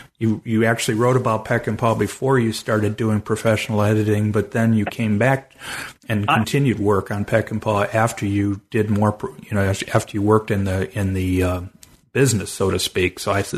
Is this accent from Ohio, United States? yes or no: yes; Cleveland, Ohio, United States; because I'm originally from Cleveland, Ohio